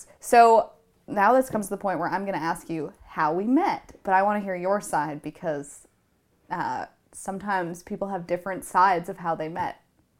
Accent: Canada; And my mom's like, oh, we're from Canada.

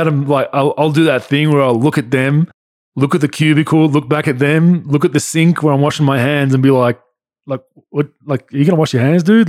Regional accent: Victoria, Australia; my home state of Victoria

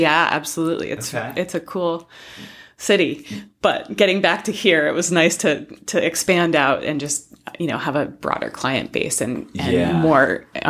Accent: California, United States; also born or lived in Colorado; Well, I'm actually a West Coaster. I grew up in California.

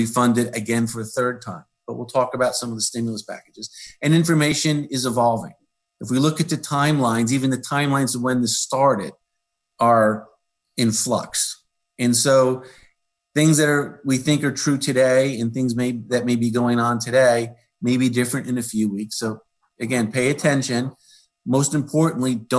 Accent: Middletown, New Jersey, United States; also born or lived in Red Bank, New Jersey; I was born in Riverview Hospital. I grew up in Middletown, graduated Rutgers

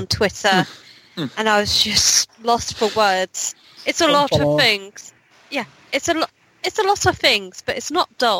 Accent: United Kingdom; as a Brit

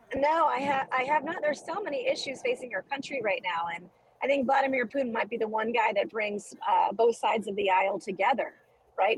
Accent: South Carolina, United States; my home state of South Carolina

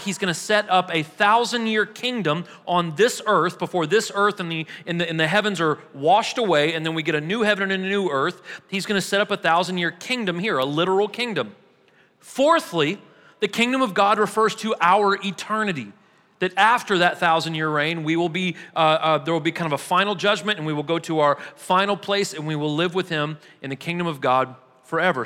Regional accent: Missouri, United States; now in Murfreesboro, United States; I'm from Missouri

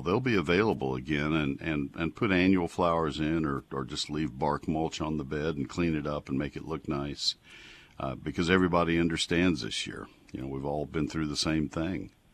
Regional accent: College Station, Texas, United States; moved away; I grew up in College Station.

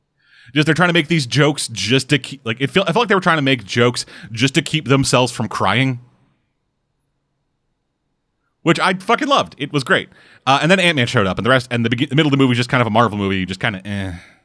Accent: United States; Yo, we fucking American, we don't gotta make fucking sense.

